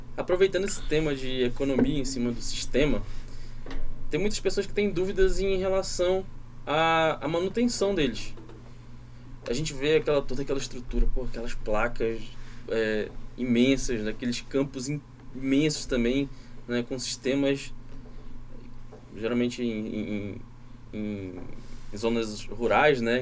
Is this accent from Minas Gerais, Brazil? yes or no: no; Pará, Brazil; moved away; Eu que sou do Pará, sinto isso demais, que lá na minha região chove o ano inteiro